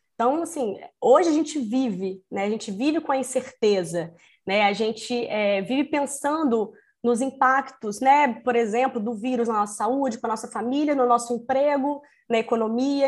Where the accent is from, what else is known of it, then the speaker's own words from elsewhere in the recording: Espírito Santo, Brazil; accent: capixaba; now in Rio de Janeiro, Brazil; sou capixaba, né? Como uma boa capixaba, vou começar falando assim: ei